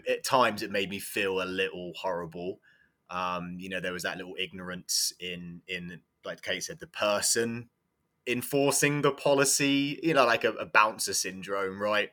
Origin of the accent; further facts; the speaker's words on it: England, United Kingdom; moved away as an adult; also born or lived in Iowa; now in United States; I'm from England, and I do believe that I got my first coaching job purely because I, I was English